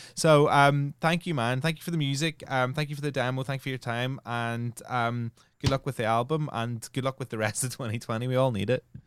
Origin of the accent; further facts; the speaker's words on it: Northern Ireland, United Kingdom; I come from Northern Ireland, which was Catholics and Protestants